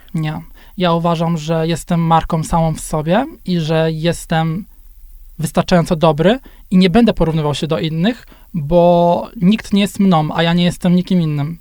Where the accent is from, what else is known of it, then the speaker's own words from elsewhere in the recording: Gorzów Wielkopolski, Lubusz Voivodeship, Poland; Ja jestem z Gorzowa Wielkopolskiego